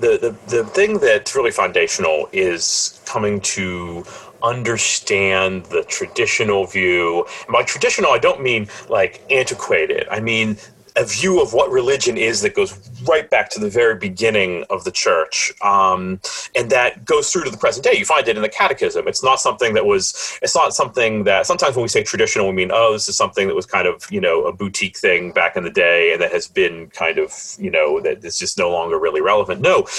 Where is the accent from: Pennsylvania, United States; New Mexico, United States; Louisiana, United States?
Pennsylvania, United States; Pittsburgh; I grew up here in Pittsburgh. Like a lot of Pittsburgh families, you know, my family's been in Pittsburgh for a while, and Catholic way back through the generations.